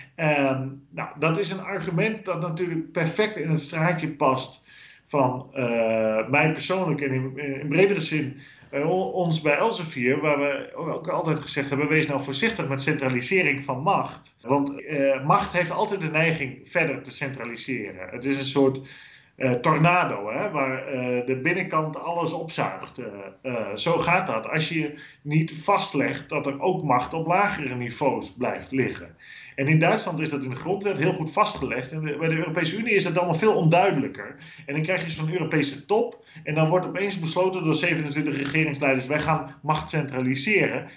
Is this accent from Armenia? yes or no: no; Netherlands; now in Brussels, Belgium